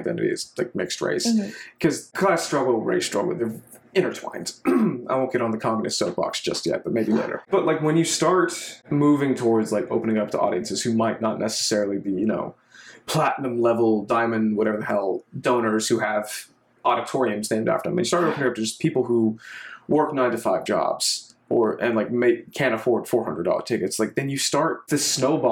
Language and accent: English; Texas, United States; moved away as an adult; now in Washington, D.C., United States; culturally, I'm Texan because I do not speak a lick of Arabic